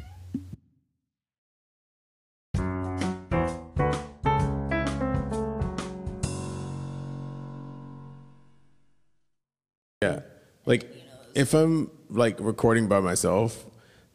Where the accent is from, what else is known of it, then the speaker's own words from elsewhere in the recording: Atlanta, Georgia, United States; I had like a weird position like growing up in Atlanta